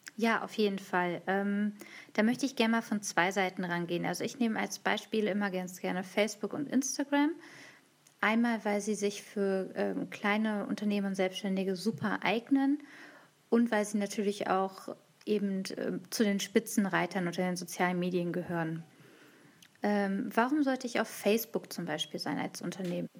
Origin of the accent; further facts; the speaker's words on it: Hanover, Lower Saxony, Germany; ich komme aus Hannover, aus dem Rheinraum Hannover